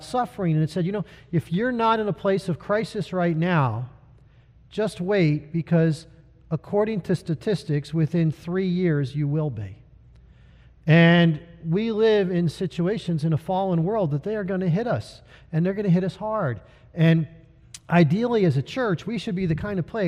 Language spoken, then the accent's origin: English; United States; as Americans